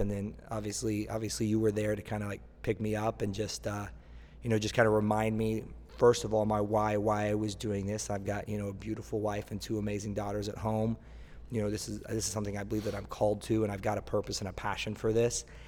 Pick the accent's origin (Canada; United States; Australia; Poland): United States; Tulsa, Oklahoma; now in Miami Beach, United States; I am from Tulsa, Oklahoma